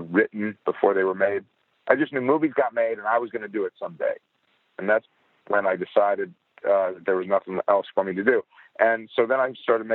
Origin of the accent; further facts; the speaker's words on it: Chicago, Illinois, United States; I'm from Chicago